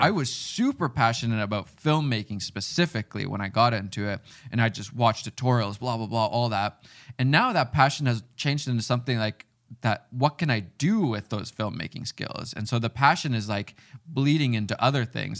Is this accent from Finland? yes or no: yes; Finland; moved away; I grew up in Finland.